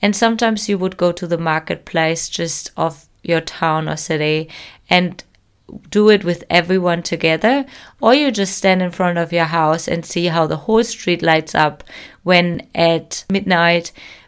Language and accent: English; Germany; Hi everyone … I'm your host of this show and I'm from Germany.